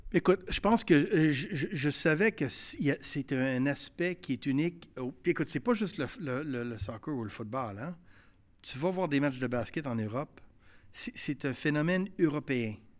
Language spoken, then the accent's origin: French; Quebec City, Quebec, Canada; j'ai grandi à Québec, je l'ai vécu